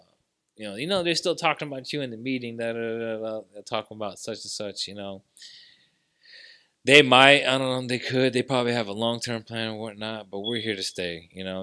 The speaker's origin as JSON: {"language": "English", "town": "Hazelwood", "region": "Missouri", "country": "United States", "tie": "born or raised there", "said": "I grew up in Hazelwood, Missouri"}